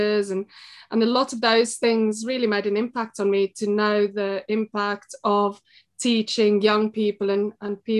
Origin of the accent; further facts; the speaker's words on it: South Africa; moved away as an adult; now in Belper, United Kingdom; I was born in South Africa, and I suppose I led a pretty normal life there.